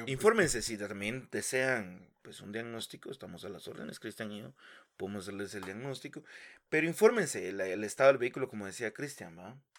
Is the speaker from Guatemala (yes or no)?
yes; Guatemala City, Guatemala Department, Guatemala; also born or lived in Villa Nueva; Yo crecí en la zona 18